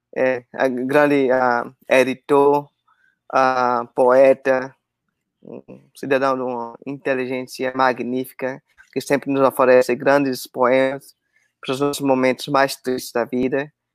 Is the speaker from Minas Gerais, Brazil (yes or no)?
no; Aracaju, Sergipe, Brazil; eu sou de Aracaju, sou Sergipano